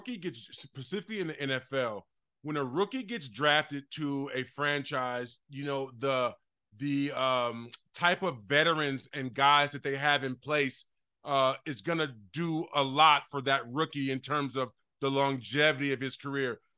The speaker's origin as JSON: {"language": "English", "town": "Chicago", "region": "Illinois", "country": "United States", "tie": "born or raised there", "said": "the shit that I got into in Chicago"}